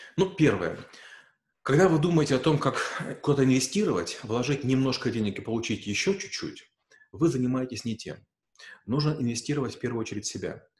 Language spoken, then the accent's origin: Russian; Ukraine; moved away as an adult; now in Russia; Я украинец, я в России живу уже там 8 лет